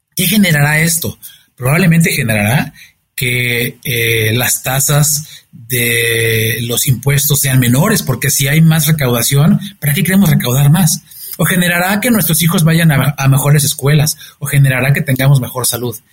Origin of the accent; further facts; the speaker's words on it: Mexico; soy un mexicano comprometido con México